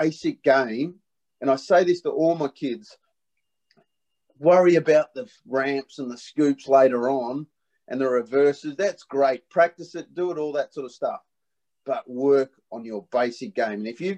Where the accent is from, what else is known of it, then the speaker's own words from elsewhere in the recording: Perth, Western Australia, Australia; I was brought up in Perth